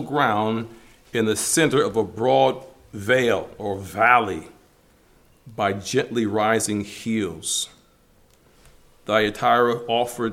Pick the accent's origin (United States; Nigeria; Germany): United States; Michigan; Growing up in Michigan